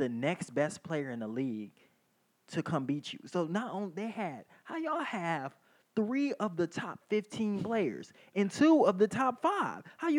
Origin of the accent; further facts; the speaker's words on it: Cleveland, Ohio, United States; I'm from Cleveland.